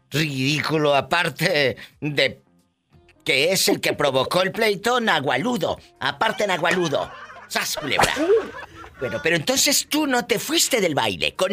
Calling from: Ruidoso, New Mexico, United States; desde Ruidoso, Nuevo México.

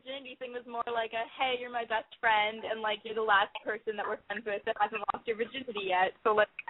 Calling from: Los Angeles, California, United States; I'm calling from Los Angeles. I'm 19 years old.

